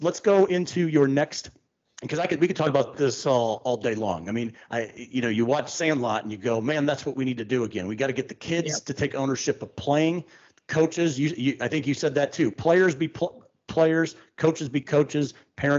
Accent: Pittsburgh, Pennsylvania, United States; I'm from Pittsburgh.

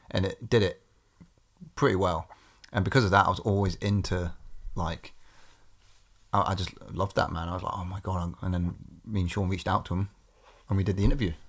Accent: Corby, East Midlands, United Kingdom; my hometown in Corby

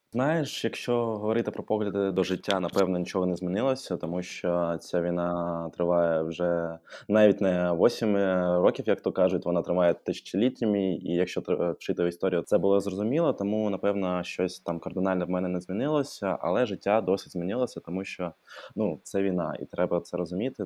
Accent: Odesa, Odesa Oblast, Ukraine; Ukrainian is a second language; moved away as an adult; now in Kyiv, Ukraine; я взагалі е, з Одеси

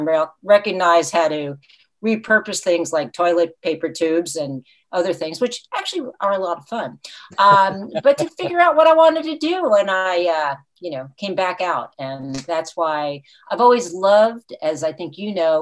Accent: Fort Lee, New Jersey, United States; moved away as an adult; also born or lived in Franklin Lakes, New Jersey; now in St. Petersburg, United States; I grew up in Fort Lee, New Jersey

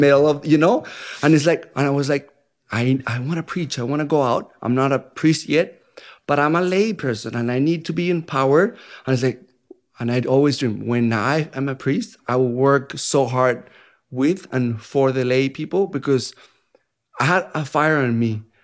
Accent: Bogotá, Colombia; English is a second language; moved away as an adult; now in Dallas, United States; I'm from Colombia, first country in South America

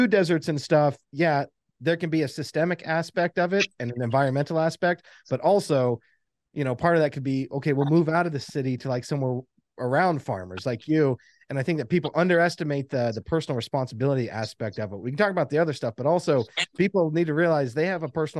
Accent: the South, United States; we grew up in the South, but our mom was a Yankee

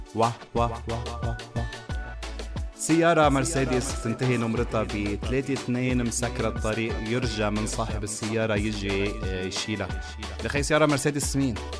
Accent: Lebanon; عندنا بلبنان

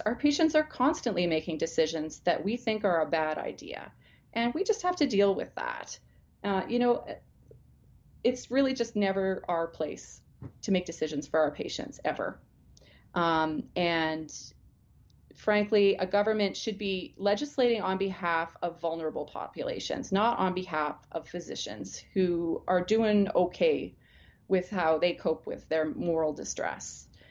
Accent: Alberta, Canada; I grew up in Alberta. I was born here. I've lived the vast majority of my life here

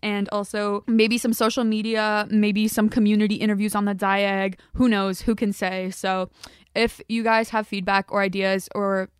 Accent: Cheboygan, Michigan, United States; I'm from Sheboygan

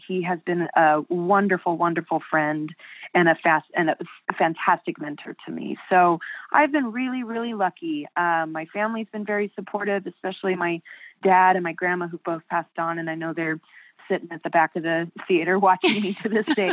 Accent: Buena Park, California, United States; I was raised in Buena Park, California

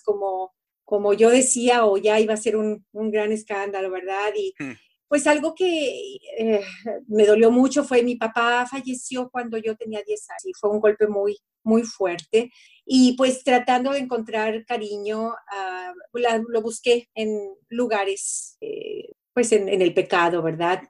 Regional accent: Celaya, Guanajuato, Mexico; also born or lived in Mexico City; now in Eugene, United States; llegamos a vivir a Celaya. Y fue donde crecí en Celaya, Guanajuato

